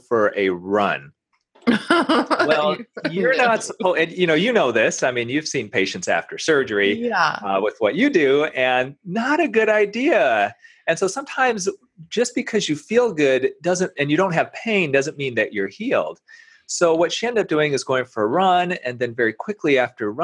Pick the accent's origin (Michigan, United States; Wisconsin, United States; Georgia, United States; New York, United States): Michigan, United States; Grand Rapids; now in Detroit, United States; I'm originally from around Grand Rapids